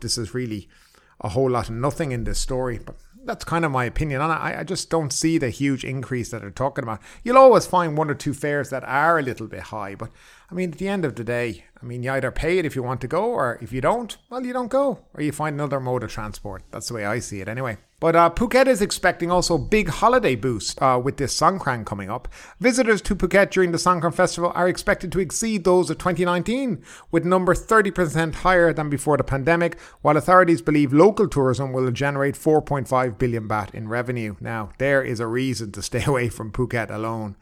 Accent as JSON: {"language": "English", "country": "Ireland", "moved": "yes", "lives_now": "Thailand", "said": "I'm from Ireland"}